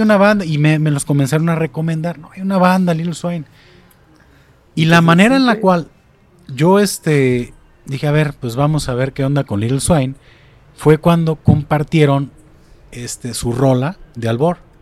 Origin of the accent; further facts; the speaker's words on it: Atotonilco el Alto, Jalisco, Mexico; now in Zapotlanejo, Mexico; yo vengo de Totonilco al Alto.